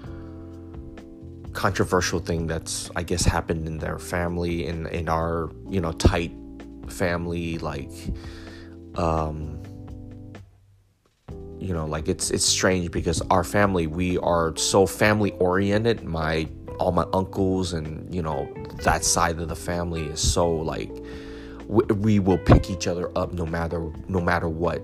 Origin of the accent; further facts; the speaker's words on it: United States; I wish I kind of grew up in Europe rather than growing up here in the United States.